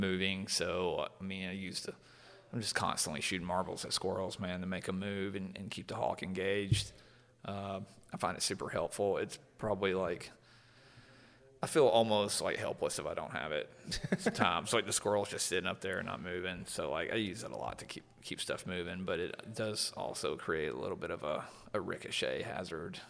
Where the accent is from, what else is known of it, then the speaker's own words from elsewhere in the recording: Alabama, United States; growing up in Alabama